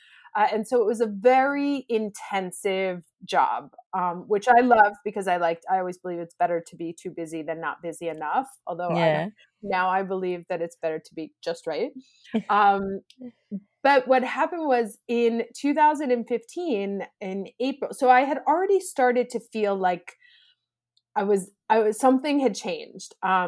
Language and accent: English; New York, United States; moved away as an adult; now in Italy; So I am originally from New York, actually, and I moved to Italy when I was 24 years old. And I started working in advertising here.